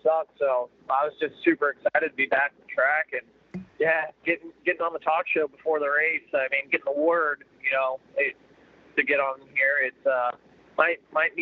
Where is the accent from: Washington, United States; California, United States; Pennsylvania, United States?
California, United States; Salinas; now in Illinois, United States; I still claim I'm from Salinas, California